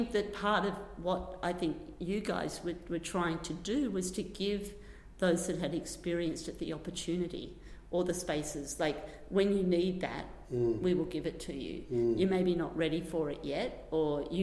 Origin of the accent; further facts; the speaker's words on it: Australia; moved away; also born or lived in London; I'm Australian